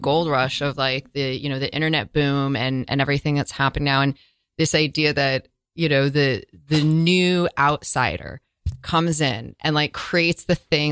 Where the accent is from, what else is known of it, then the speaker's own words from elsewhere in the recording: Northern California, United States; growing up in California, in Northern California